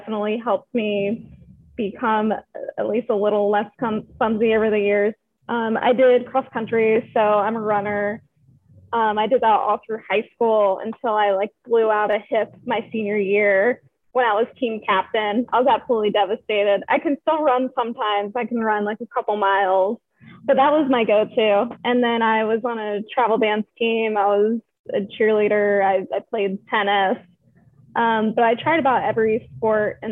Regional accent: Maryland, United States; moved away; also born or lived in South Carolina; I'm from Maryland

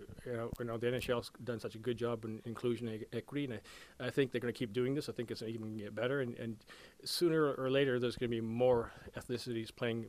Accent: Vancouver, British Columbia, Canada; It was a fun time playing in my hometown, that's for sure.

